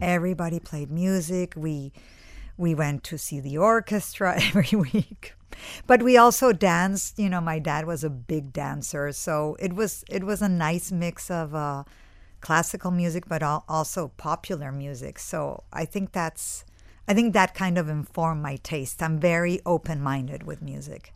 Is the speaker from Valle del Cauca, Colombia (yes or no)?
yes; Cali, Valle del Cauca, Colombia; moved away; I grew up in Colombia, in Cali, which is, uh, Colombia's third city.